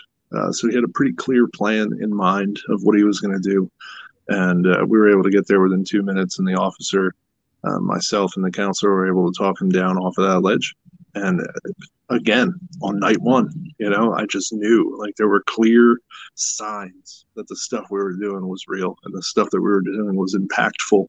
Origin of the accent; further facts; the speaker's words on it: Pennsylvania, United States; we're from Pennsylvania